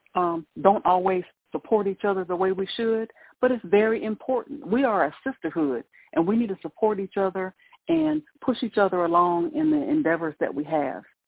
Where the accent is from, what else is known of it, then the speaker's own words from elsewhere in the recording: Ohio, United States; now in Mississippi, United States; growing up in Ohio and having all the snow and everything